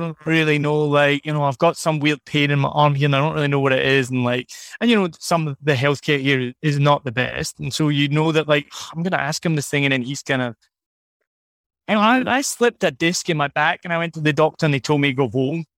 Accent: Scotland, United Kingdom; moved away; I'm from Scotland

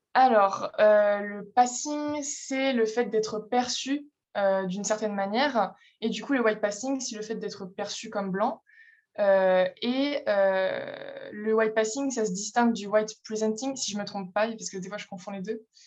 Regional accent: France; je suis française

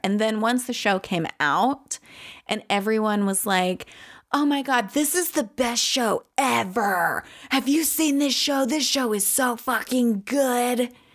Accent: Louisiana, United States; I was a local from Louisiana.

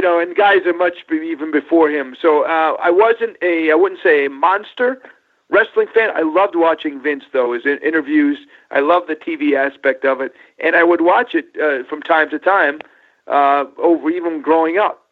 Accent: New York, United States; grew up in New York

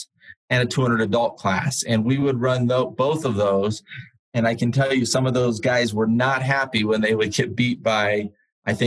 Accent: Colorado Springs, Colorado, United States; Colorado Springs, which was my hometown

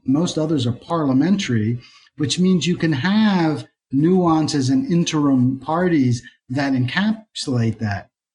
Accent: Philadelphia, Pennsylvania, United States; now in Atlanta, United States; I'm from Philadelphia

